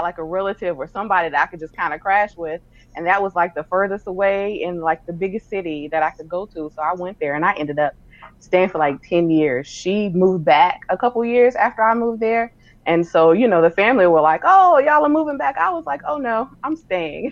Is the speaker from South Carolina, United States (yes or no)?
yes; Sumter, South Carolina, United States; moved away as an adult; also born or lived in Wedgefield, South Carolina / Baltimore, Maryland / Nashville; I am originally from South Carolina, Sumter, South Carolina, to be exact.